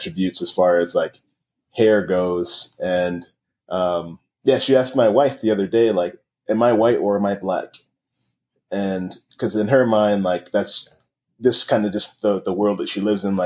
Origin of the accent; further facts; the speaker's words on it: New York City, New York, United States; I grew up in Queens, New York, and in the 90s